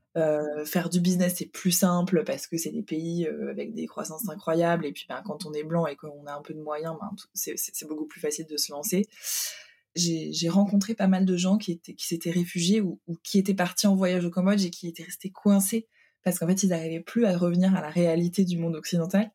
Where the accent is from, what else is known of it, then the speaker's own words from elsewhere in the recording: Hungary; now in Paris, France; je suis née en Hongrie